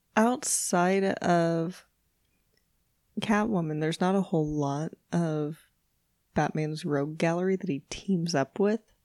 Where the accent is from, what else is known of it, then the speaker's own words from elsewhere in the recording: Missouri, United States; I'm from Missouri. All of my, uh, childhood, um, field trips were to fucking caves.